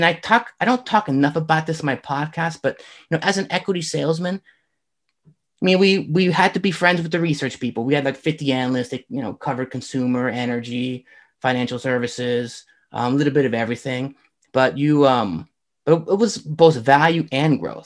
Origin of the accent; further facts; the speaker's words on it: Northern Virginia, United States; moved away as an adult; also born or lived in Arizona; I grew up in Northern Virginia